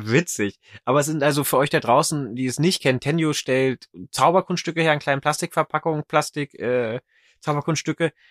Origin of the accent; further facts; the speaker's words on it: Wolfsburg, Lower Saxony, Germany; ich erinnere mich auch an Zirkelsitzungen, noch im Ortszirkel in Wolfsburg, wo ich herkomme